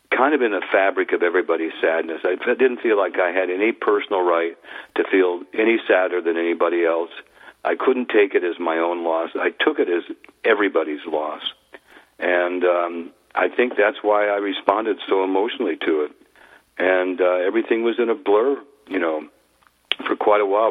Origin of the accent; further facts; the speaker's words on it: Idaho, United States; moved away; I grew up in the country up in Idaho